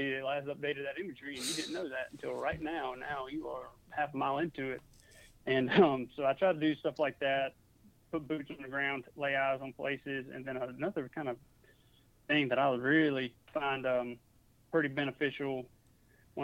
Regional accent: Mississippi, United States; also born or lived in New Orleans; now in Georgia, United States; I was in Mississippi a couple years ago. And I wasn't around my hometown

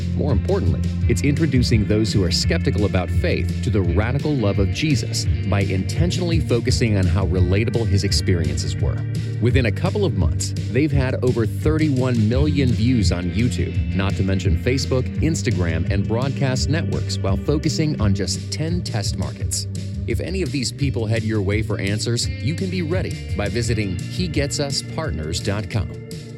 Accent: Bradenton, Florida, United States; here in Bradenton, Florida, my hometown

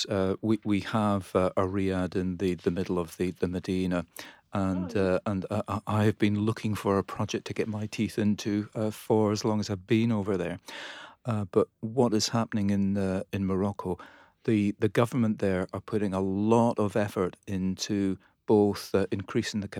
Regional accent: Scotland, United Kingdom; And, and being Scottish, uh, you

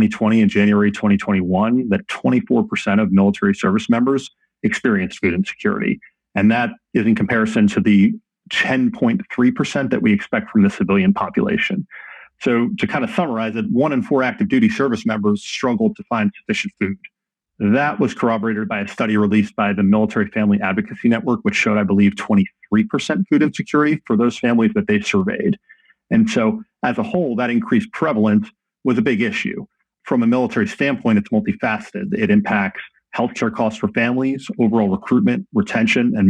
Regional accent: New Jersey, United States; moved away as an adult; also born or lived in Michigan / Colorado / Georgia / Denver; I grew up in New Jersey as the child of two immigrants to the United States.

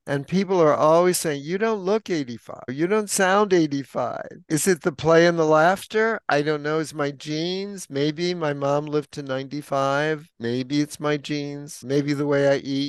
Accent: New York City, New York, United States; now in San Francisco, United States; I grew up in New York City

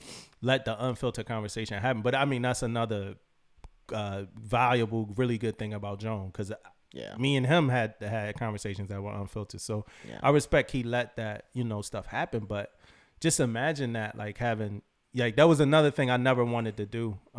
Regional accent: Philadelphia, Pennsylvania, United States; So me and my boy, we were like just he from Cali, like L.A. I'm from Philly.

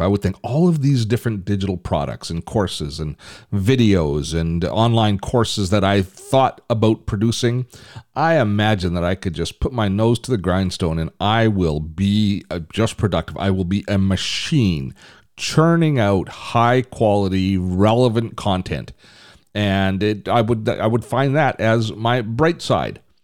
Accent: Canada; I'm Canadian

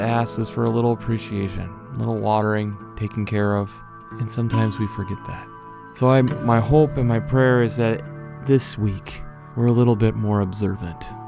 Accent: United States; Being an American

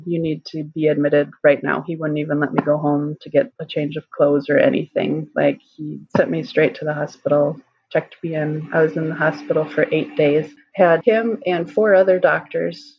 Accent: Wisconsin, United States; moved away as an adult; also born or lived in South Carolina; I'm from Wisconsin originally and live back in Wisconsin again now

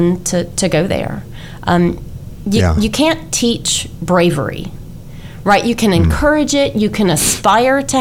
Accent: Louisiana, United States; moved away as an adult; also born or lived in Georgia / Texas; Hurricane Katrina devastated my home state of Louisiana. So following graduation, I moved home

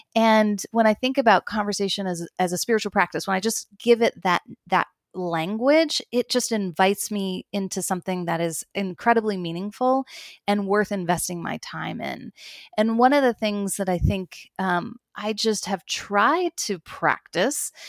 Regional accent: United States; moved away as an adult; now in Toronto, Canada; I'm an American

